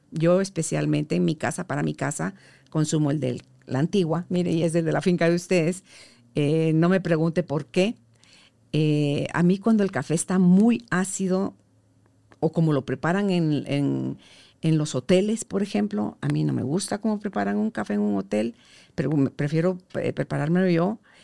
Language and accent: Spanish; Guatemala; como guatemaltecos